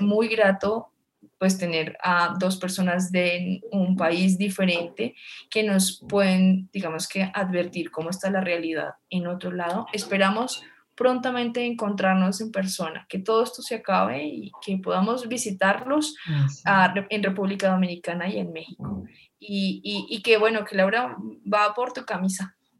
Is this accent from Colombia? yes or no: yes; Colombia; en Colombia estamos avanzados en términos jurídicos